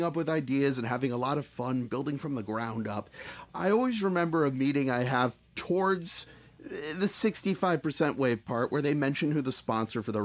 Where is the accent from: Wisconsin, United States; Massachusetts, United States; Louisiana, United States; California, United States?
California, United States; Southern; I grew up in Southern California